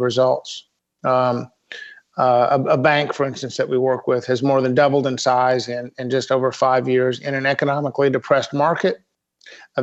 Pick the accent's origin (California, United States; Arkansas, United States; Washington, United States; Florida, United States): Arkansas, United States; Fayetteville; also born or lived in New York / Bloomington, Indiana / Little Rock, Arkansas; born in New York, a few years in Bloomington, Indiana, but I grew up in Fayetteville, Arkansas, Northwest Arkansas